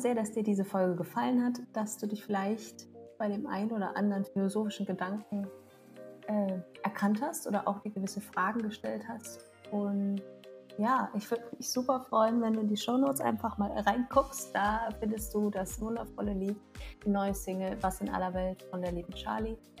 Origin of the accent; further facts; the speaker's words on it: Germany; wir kommen aus Deutschland